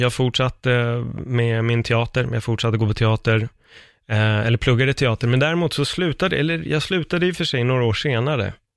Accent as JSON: {"language": "Swedish", "town": "Stockholm", "region": "Stockholm County", "country": "Sweden", "tie": "born or raised there", "also_born_or_lived": "Fruängen", "said": "jag är uppväxt i Örnsberg, Aspudden-området"}